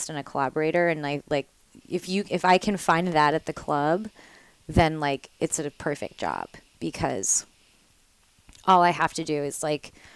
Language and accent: English; Nashville, Tennessee, United States; also born or lived in the South; now in New York, United States; I'm from Nashville, Tennessee